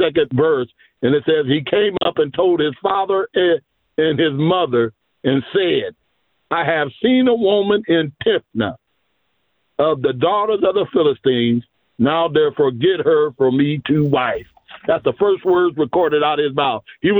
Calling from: Marion, Ohio, United States

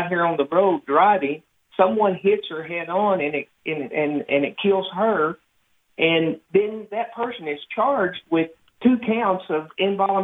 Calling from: Arkansas, United States; We're calling from Worlton, Arkansas.

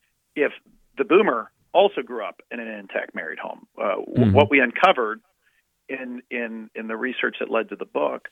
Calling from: Virginia, United States; Oh, Northern Virginia. I'm outside of the Beltway, so you can't blame me for anything in Washington, but I am in the Northern Virginia area.

